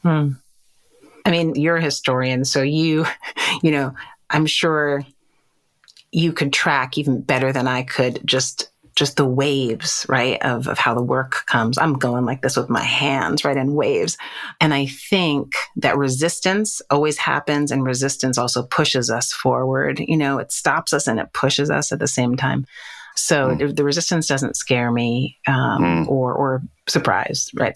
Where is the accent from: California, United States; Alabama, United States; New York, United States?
New York, United States; I was raised on the Upper West Side, Manhattan, New York, New York.